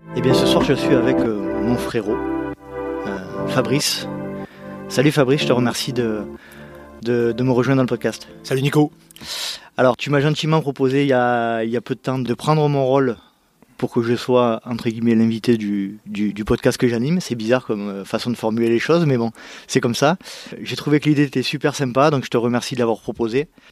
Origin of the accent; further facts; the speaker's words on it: Bouc-Bel-Air, Provence-Alpes-Côte d'Azur, France; j'ai grandi, euh, aux abords de Marseille, dans une, euh, ville qui s'appelle, euh, Bouc-Bélair